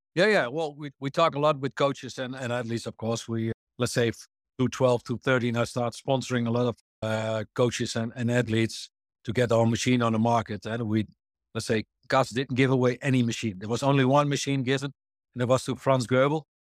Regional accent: Netherlands; I'm born in the Netherlands and raised in the Netherlands

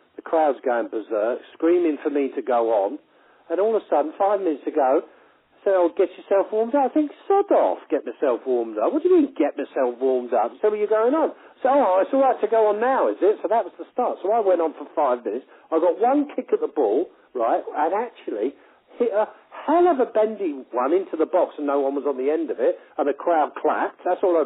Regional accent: London, United Kingdom; I'm a Londoner

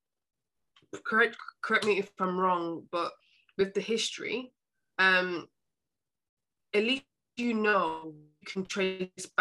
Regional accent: United Kingdom; also born or lived in Jamaica (parents); now in London, United Kingdom; I am British, if people might not see me that way. I was born and bred here

